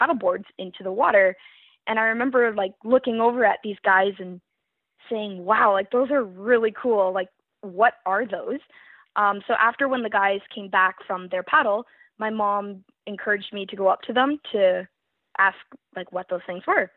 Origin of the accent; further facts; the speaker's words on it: Welland, Ontario, Canada; I am from Welland, Ontario, Canada